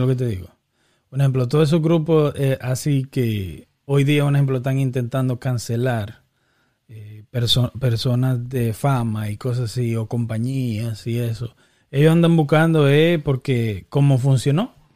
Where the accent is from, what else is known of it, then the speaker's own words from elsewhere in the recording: Dominican Republic; now in Boston, United States; somos dominicanos